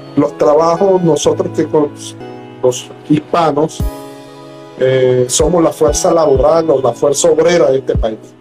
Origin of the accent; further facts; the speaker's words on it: Venezuela; moved away as an adult; now in United States; soy venezolano, eh, emigrado eh, de, mi país por las circunstancias que conocemos